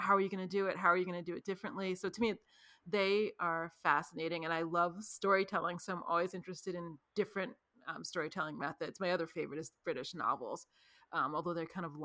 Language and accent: English; New York, United States; I grew up in New York on theater